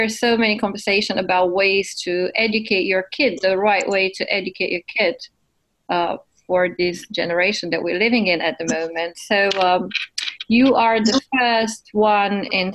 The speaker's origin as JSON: {"language": "English", "country": "Romania", "said": "You're Romanian like me"}